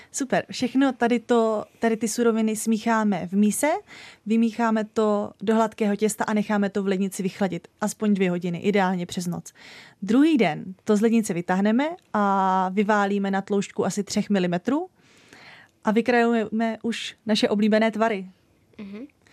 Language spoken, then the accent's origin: Czech; Dačice, South Bohemian Region, Czechia; moved away; also born or lived in Znojmo; já jsem od malička chodila do pěveckého sboru u nás v Dačicích